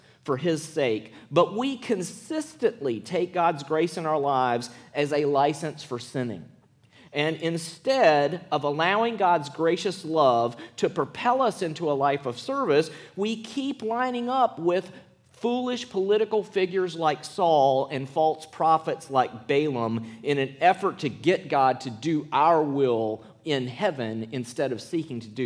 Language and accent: English; Clinton, Mississippi, United States; also born or lived in Columbus, Mississippi; I was born in Columbus, Mississippi. I was raised in Clinton, Mississippi.